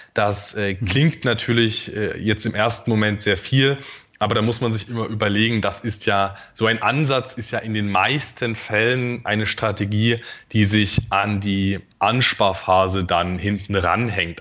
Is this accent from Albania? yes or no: no; Dresden, Saxony, Germany; also born or lived in Erzgebirge; now in Magdeburg, Germany; Aufgewachsen bin ich dann aber in, in, in Dresden